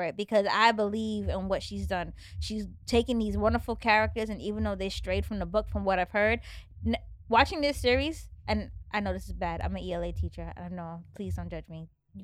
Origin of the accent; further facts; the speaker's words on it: United States; also born or lived in Brooklyn, New York; I'm American